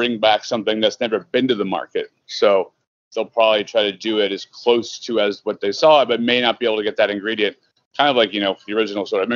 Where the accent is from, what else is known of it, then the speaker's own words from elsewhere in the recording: Southern California, United States; now in Chicago, United States; I'm from Southern California.